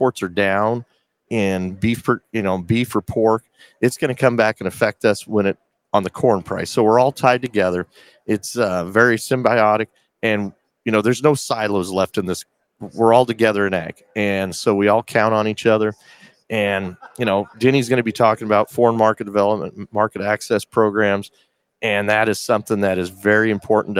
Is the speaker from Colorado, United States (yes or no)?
yes; Colorado, United States; my home state